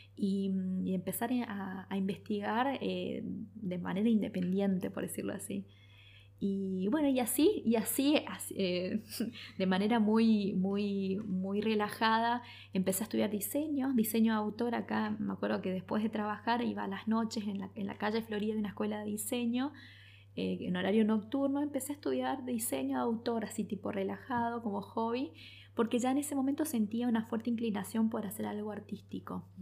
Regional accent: El Dorado, Misiones, Argentina; also born or lived in Posadas; yo soy del Dorado

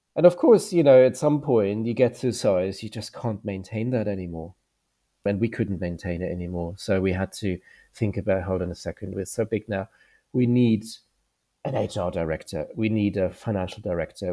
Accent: Germany; moved away as an adult; now in United Kingdom; I'm from Germany, I did the doctorate as well. So, I was a doctor before I came to the U K.

